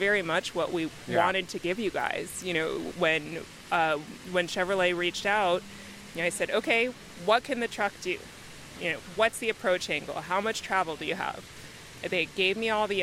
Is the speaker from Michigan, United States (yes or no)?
no; New York, United States; moved away as an adult; now in California, United States; I'm originally from New York.